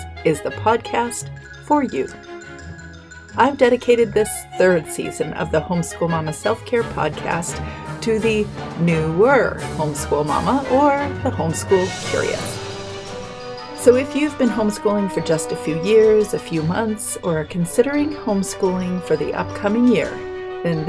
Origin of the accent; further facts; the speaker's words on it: British Columbia, Canada; I'm Canadian. I'm from beautiful British Columbia.